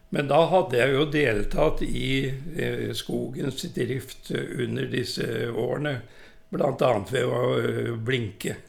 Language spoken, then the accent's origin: Norwegian; Kroken, Innlandet, Norway; also born or lived in Oslo; jeg er jo født og oppvokst på Kroken